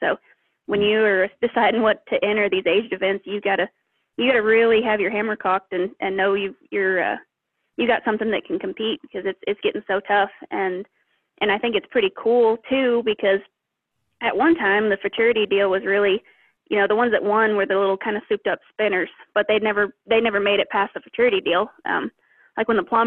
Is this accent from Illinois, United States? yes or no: no; Montana, United States; moved away; also born or lived in Oklahoma; I grew up in Montana. My family ranches